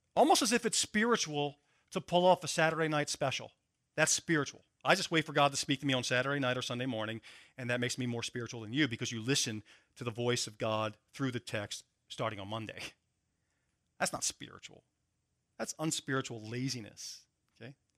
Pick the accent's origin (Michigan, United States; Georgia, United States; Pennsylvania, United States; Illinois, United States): Pennsylvania, United States; Philadelphia; I'm from Philadelphia